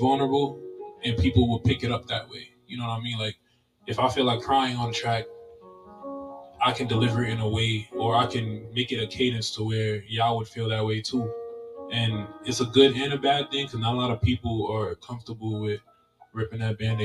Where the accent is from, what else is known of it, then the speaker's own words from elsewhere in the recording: New York City, New York, United States; I'm 24 from Flatbush, Brooklyn.